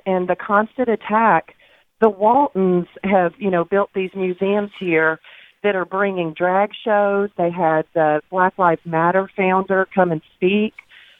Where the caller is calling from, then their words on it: Arkansas, United States; I'm calling from Arkansas, and I tell you, we're the heartland